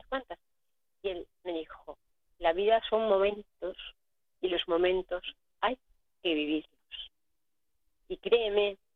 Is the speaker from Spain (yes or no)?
yes; Huesca, Aragon, Spain; now in Reus, Spain; Que yo vivo en Reus. yo soy de Huesca, del Somontano.